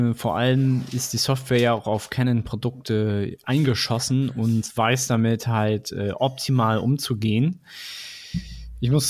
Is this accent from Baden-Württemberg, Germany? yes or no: yes; Stuttgart, Baden-Württemberg, Germany; born there; ich bin ja tatsächlich in Stuttgart geboren, also ich meine, meine, meine Gene sind schwäbisch